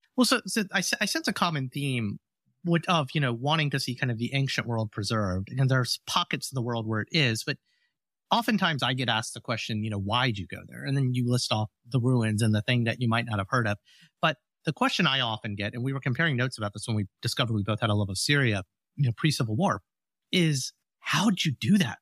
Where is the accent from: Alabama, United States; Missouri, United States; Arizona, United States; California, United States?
Alabama, United States; the home I grew up in Alabama